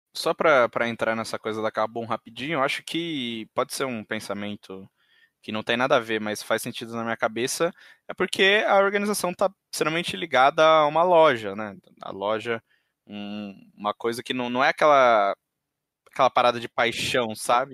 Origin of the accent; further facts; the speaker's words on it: interior of São Paulo, Brazil; Eu sou do interior de São Paulo